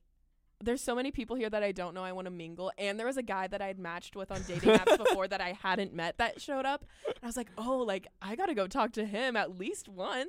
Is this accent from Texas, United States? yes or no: yes; Texas, United States; I'm from Texas